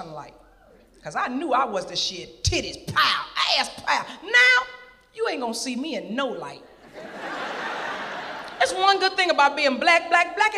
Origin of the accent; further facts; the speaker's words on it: Little Rock, Arkansas, United States; I'm from Little Rock, Arkansas